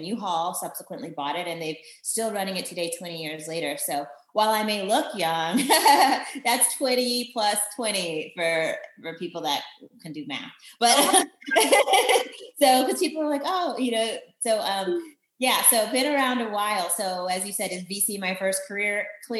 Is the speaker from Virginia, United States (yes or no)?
yes; Virginia, United States; also born or lived in Germany / Belgium; I was born in Germany, lived in Belgium, got to the US when, you know, permanently when I was 10. So I claim Northern Virginia, DC, Maryland area. So that's where I went to high school and grew up.